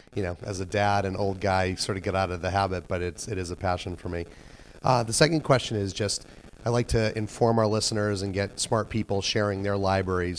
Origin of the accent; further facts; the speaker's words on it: New England, United States; moved away; I come from New England